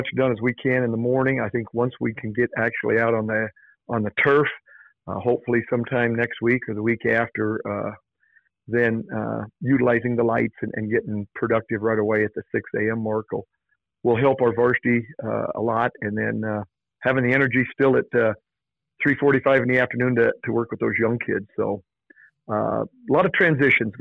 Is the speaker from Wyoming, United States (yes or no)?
yes; Kemmerer, Wyoming, United States; now in Lander, United States; having both my wife and I been from Wyomingites, and I'm from Kemmer